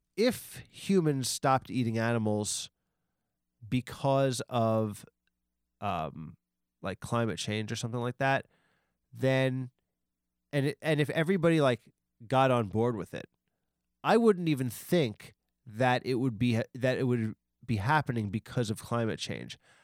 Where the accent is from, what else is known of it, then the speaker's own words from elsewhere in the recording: Long Island, New York, United States; I was from Long I, I've always been from Long Island